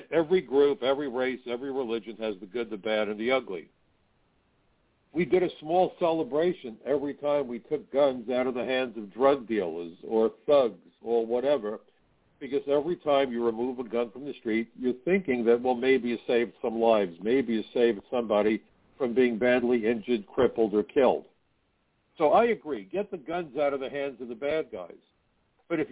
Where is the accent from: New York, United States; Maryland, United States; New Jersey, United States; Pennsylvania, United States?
New York, United States; New York City; here in my hometown of New York City